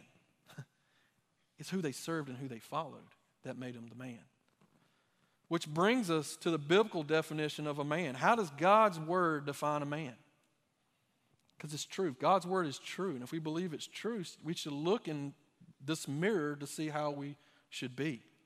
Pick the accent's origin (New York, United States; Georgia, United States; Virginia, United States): Georgia, United States; Dublin; I'm from the Dublin area